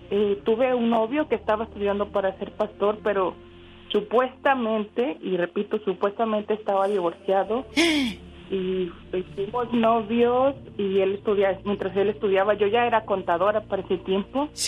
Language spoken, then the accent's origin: Spanish; Monterrey, Nuevo León, Mexico; me dio mucho gusto encontrarme la diva porque yo soy de Monterrey.